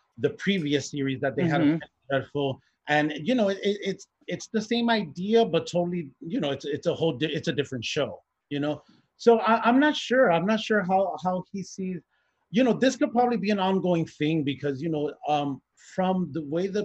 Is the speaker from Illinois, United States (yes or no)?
yes; Chicago, Illinois, United States; I'm Puerto Rican from Chicago.